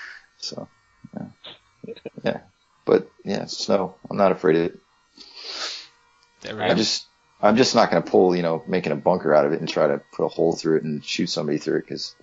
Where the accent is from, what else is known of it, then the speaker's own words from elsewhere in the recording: Shelby, Montana, United States; moved away; I grew up in Shelby, which is, well, now it's big, but I mean, it's bigger now than it was when I was a kid growing up. But yeah, there was like one stoplight in town. Now there's like at least three or four. But yeah, no, it's a tiny ass little town